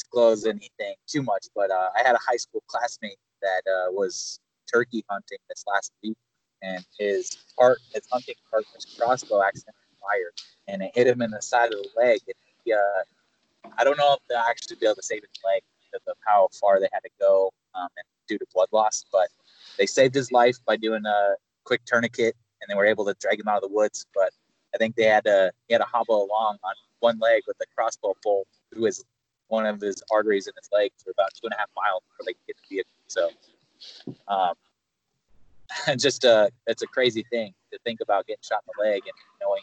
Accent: South Dakota, United States; I'm from South Dakota

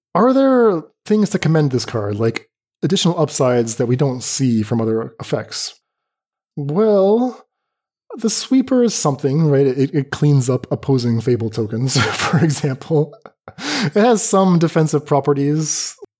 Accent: North Carolina, United States; moved away as an adult; now in Middle East; North Carolina.

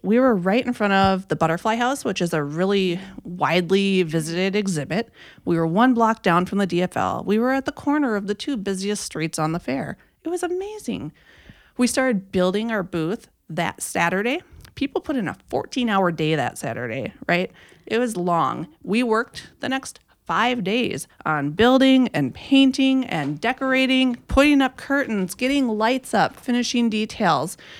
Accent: Minnesota, United States; I am from Suan's wonderful state of Minnesota, born and raised.

